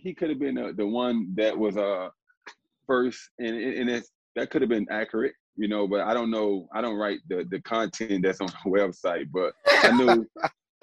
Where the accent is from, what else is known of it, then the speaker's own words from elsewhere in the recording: Miami, Florida, United States; born and raised in Miami